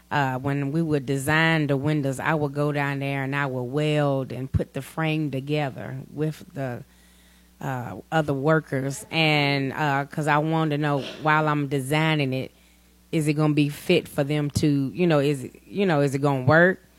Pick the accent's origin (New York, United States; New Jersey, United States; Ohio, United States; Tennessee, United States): Tennessee, United States; Gallatin; now in Portland, United States; Uh, yes, I am from Gallatin, but I live here in Portland. I've been here about three years.